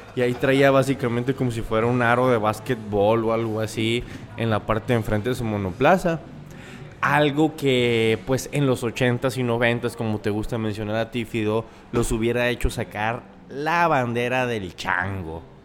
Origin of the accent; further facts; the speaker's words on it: Mexico; also born or lived in Hermosillo, Sonora; nuestra fecha como mexicanos de independencia